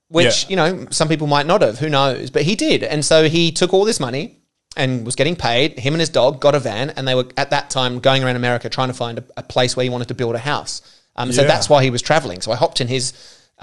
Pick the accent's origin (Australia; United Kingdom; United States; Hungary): Australia; I'm Australian.